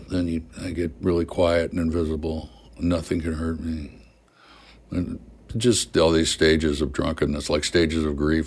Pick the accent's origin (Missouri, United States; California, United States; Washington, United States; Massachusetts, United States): Missouri, United States; moved away as an adult; also born or lived in New York; I'm a hick from Missouri